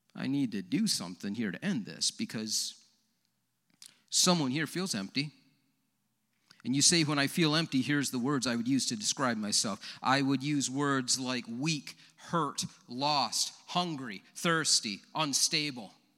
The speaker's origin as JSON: {"language": "English", "town": "Leroy", "country": "United States", "said": "I'm from Leroy"}